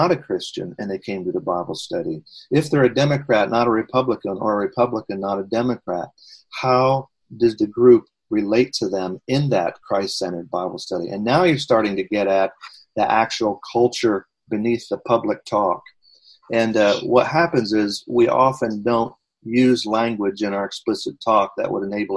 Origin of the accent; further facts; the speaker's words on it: United States; as an American pastor